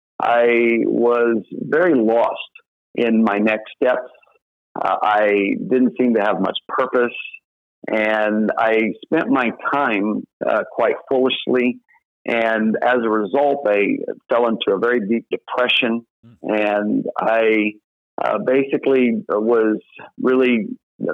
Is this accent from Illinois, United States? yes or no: yes; Southern Illinois, United States; moved away as an adult; So I grew up in Southern Illinois and grew up in a Southern Baptist church